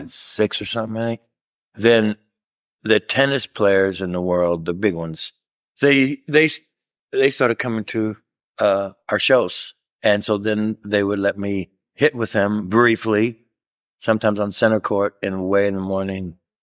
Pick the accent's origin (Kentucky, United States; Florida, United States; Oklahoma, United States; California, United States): Kentucky, United States; Louisville; Louisville, Kentucky. Yeah, man. Midwest, you know, not a big family and athletic family.